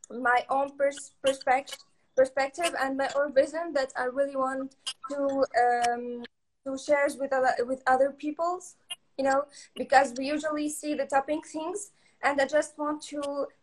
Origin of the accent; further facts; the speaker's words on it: Kerkennah, Sfax Governorate, Tunisia; I'm from Tunisia. I'm really from Kerkina. Kerkina is an island in Sfax, and I was born in Sfax because in Kerkina there's no schools.